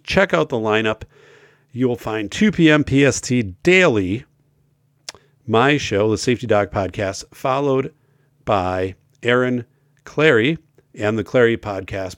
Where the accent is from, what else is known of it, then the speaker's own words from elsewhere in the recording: northern Wisconsin, United States; I grew up in in more of northern Wisconsin. I live now in southern Wisconsin